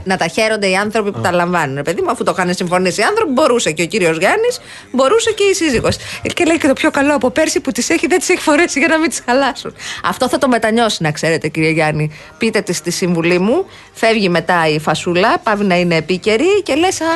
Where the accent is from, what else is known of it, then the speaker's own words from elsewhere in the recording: Kounos, Peloponnese, Greece; moved away; Στο χωριό μου, στον κούνο